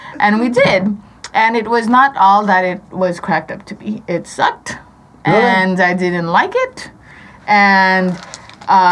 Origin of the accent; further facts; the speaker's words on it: California, United States; now in Las Vegas, United States; I'm from California